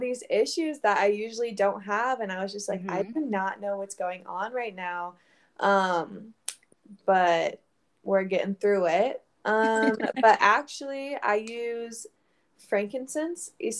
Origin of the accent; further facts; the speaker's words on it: Florida, United States; moved away as an adult; now in Virginia Beach, United States; I was raised in Florida